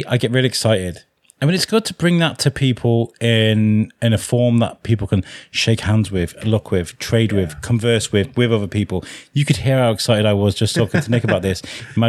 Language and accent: English; Wrexham, Wales, United Kingdom; moved away; also born or lived in Shrewsbury; I'm not from Wrexham. I just grew up there